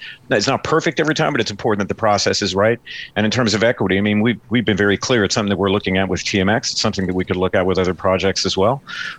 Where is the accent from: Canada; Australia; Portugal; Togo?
Canada; St. John's, Happy Valley-Goose Bay, Newfoundland and Labrador; I grew up in Happy Valley, Goose Bay, Labrador, and from here in St. John's.